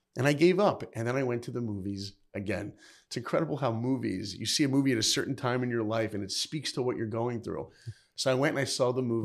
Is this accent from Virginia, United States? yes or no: no; New York, United States; moved away; I grew up in New York.